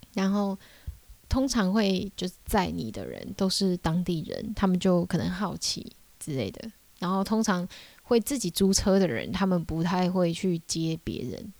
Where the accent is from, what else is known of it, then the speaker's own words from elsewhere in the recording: Taiwan; 我是台湾人